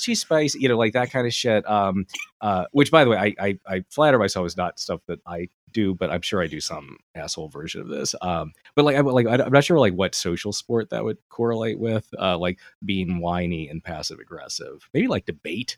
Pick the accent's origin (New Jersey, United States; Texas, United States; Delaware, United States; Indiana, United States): Delaware, United States; I'm from Delaware